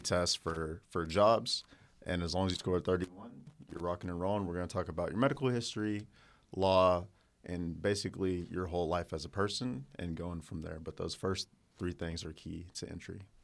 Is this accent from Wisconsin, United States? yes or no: no; Hobart, Oklahoma, United States; Oklahoma, uh, born and raised in a small town called Hobart